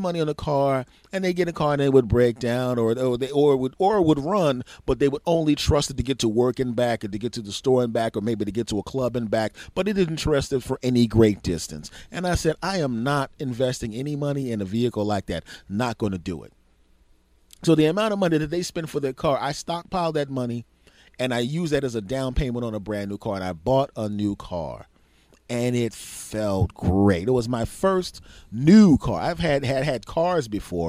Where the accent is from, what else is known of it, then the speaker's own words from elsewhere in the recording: Philadelphia, Pennsylvania, United States; I come from a big city originally. I'm a Philadelphian from originally